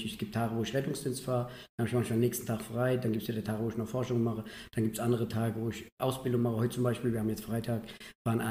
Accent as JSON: {"language": "German", "town": "Bad Schwalbach", "region": "Hesse", "country": "Germany", "said": "Ich komme ja aus Bad Schwalbach. Bin in Limburg an der Lahn auf die Schule gegangen und da war Gießen das nächste."}